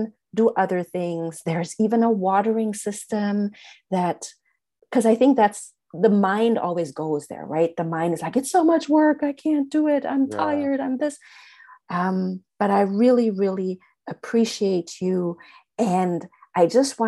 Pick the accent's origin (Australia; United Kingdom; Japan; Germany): Germany; moved away as an adult; now in United States; I grew up in Germany.